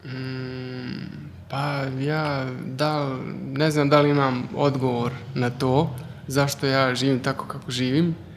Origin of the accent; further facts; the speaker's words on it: Germany; moved away; also born or lived in former Yugoslavia; odrastao u, u Njemačkoj, znači rođen sam u Njemačkoj i odrastao sam tam jedan dobar dio života, ali živio sam i u bivšoj Jugoslaviji